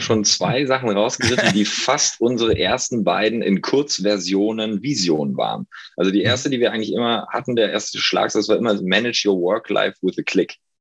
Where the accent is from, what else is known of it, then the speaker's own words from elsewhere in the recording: Hamburg, Germany; moved away as an adult; also born or lived in Passau; now in Berlin, Germany; Ich komme aus Hamburg, ähm, bin inzwischen in Berlin